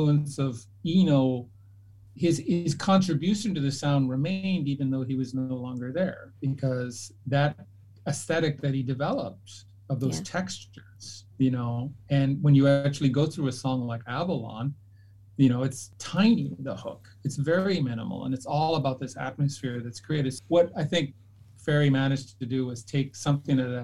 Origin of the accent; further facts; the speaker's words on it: Canada; moved away; I grew up in Canada